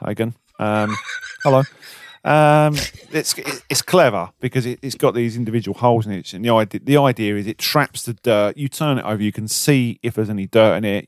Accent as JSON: {"language": "English", "country": "United Kingdom", "said": "we're British."}